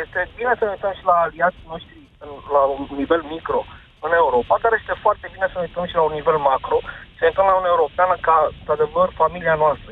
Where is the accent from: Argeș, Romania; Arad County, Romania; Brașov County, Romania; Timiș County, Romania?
Brașov County, Romania; Brașov; Eu sunt din Brașov